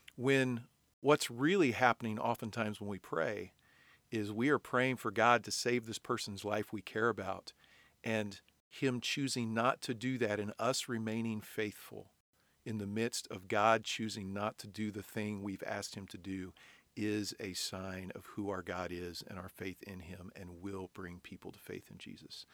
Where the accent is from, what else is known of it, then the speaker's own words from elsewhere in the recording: United States; we in in 21st century America